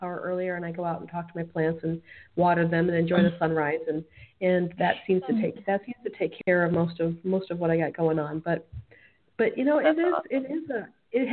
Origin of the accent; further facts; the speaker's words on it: Michigan, United States; now in Arizona, United States; I grew up in Michigan